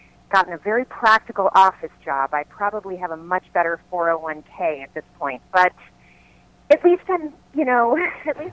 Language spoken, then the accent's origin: English; Lakeland, Florida, United States; moved away as an adult; also born or lived in New York; now in Los Angeles, United States; I started doing local dinner theater in my hometown of Lakeland, Florida when I was 6